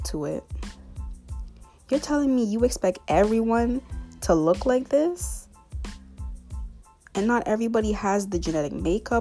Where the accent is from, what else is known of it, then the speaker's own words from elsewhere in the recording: Canada; I'm from North America. In other words, Canada.